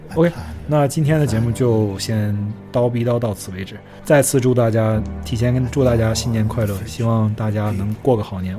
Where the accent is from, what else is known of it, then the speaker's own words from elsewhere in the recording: Northeast China, China; 我是北方东北长大的小孩